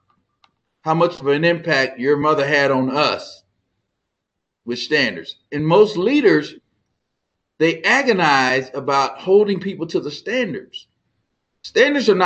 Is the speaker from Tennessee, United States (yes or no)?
no; Texas, United States; I'm from Texas